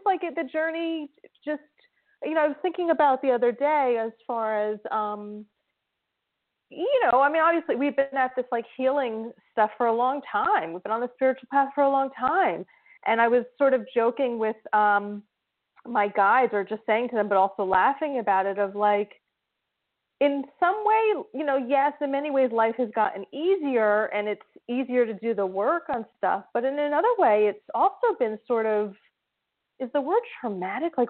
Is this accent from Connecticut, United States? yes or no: no; New Jersey, United States; New Jersey